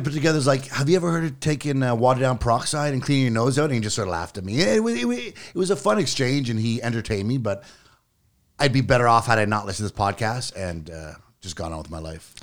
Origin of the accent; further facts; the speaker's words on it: Clinton Creek, Yukon, Canada; I was born in Clinton Creek, Yukon, which is a mining town